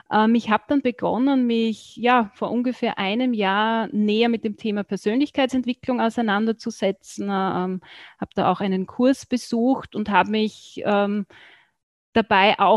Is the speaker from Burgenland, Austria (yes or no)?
yes; Burgenland, Austria; Ich komme aus Österreich, genauer gesagt aus dem Burgenland. Das ist so das östliche Bundesland von ähm, Österreich, wird auch so als das sonnigste Bundesland bezeichnet.